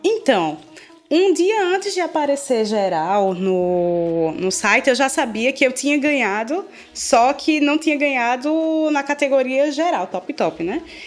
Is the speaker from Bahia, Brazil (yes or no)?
no; Pernambuco, Brazil; eu sou pernambucana antes de ser brasileira